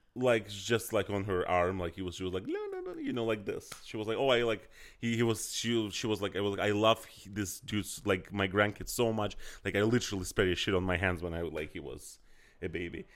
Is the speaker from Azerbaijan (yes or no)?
yes; Azerbaijan; that's what I grew up with in Azerbaijan